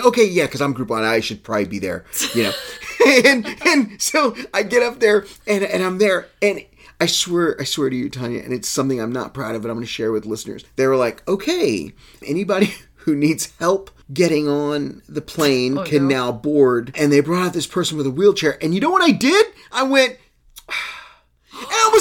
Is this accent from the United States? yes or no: yes; Texas, United States; we grew up in Texas